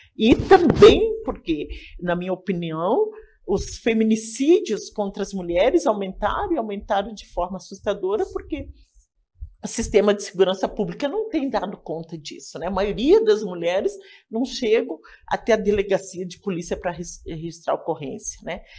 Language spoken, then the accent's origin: Portuguese; Laranjeiras, Rio Grande do Sul, Brazil; now in Porto Alegre, Brazil; Sou natural de Laranjeiras, uma cidade no interior do Rio Grande do Sul.